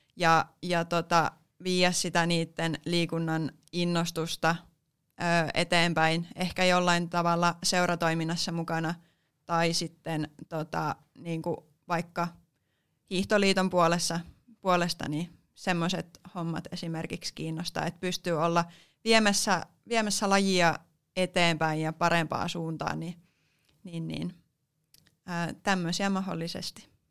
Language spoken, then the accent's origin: Finnish; Mikkeli, South Savo, Finland; tuun Mikkelistä, eli olen myös alkuperäläinen, alkuperäinen savolainen